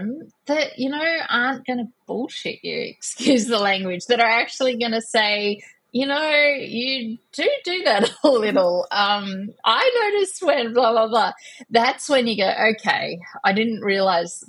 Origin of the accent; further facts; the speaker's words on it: Australia; I'm an Australian